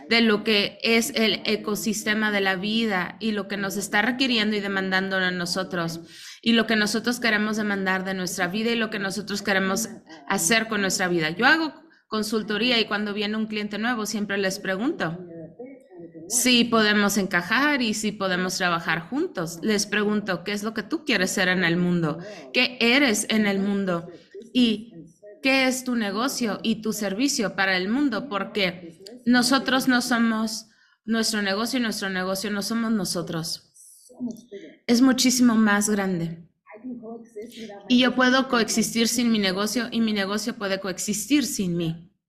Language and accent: Spanish; Mexico; now in Spain; recuerdo que cuando vine a España, yo soy mexicana y llegué hace 26 años